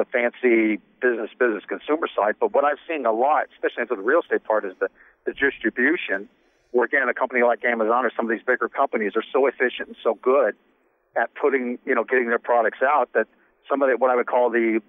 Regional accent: Midwest, United States; now in New York, United States; I'm from the Midwest

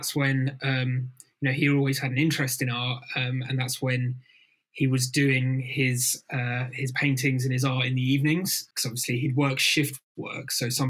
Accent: Folkestone, South East England, United Kingdom; Beaches by my folks' houses, a stone's throw away from the beach. So, you know, that was always a huge part of growing up.

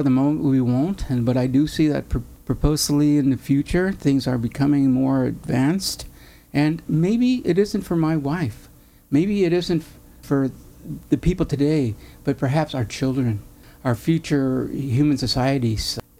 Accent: Mexico; I'm not an Irish, but I'm a Mexican Catholic.

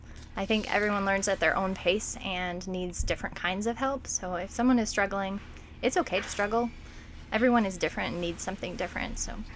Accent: Lakeview, Oregon, United States; I grew up in Lakeview, so coming back to Lake County is returning to home for me, and I came to be closer to my family.

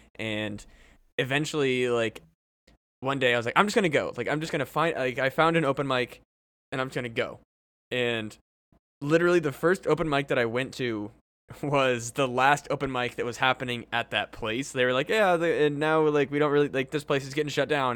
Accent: Burlington, Iowa, United States; growing up in Burlington

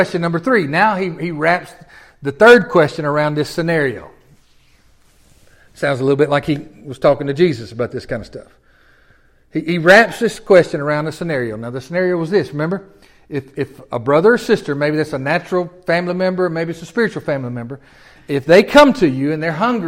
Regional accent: Tennessee, United States; moved away; I'm from Tennessee

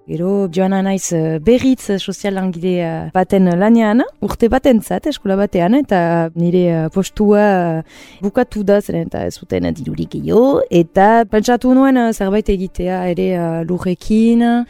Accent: Urrugne, Nouvelle-Aquitaine, France; moved away as an adult; now in Hasparren, France; nik uh, urruñan bizi nintzen, tikitik

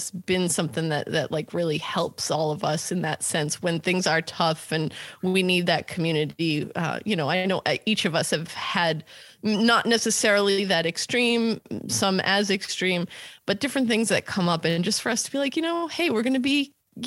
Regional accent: Foxborough, Massachusetts, United States; I grew up in New England. I lived in Foxborough.

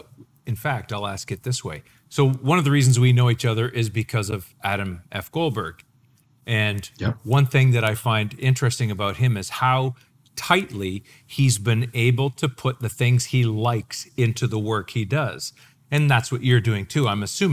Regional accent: Canada; I'm Canadian.

